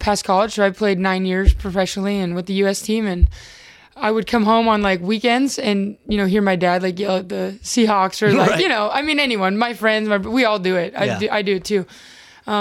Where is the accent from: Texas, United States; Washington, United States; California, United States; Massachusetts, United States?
Washington, United States; Seattle; I'm from here, which is always different, I think, when you play for your local college